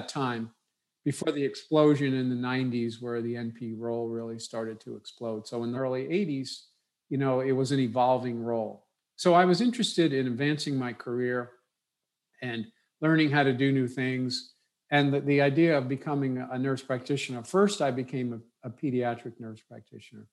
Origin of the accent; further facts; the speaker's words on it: New York City, New York, United States; I grew up in New York City, a wonderful place to grow up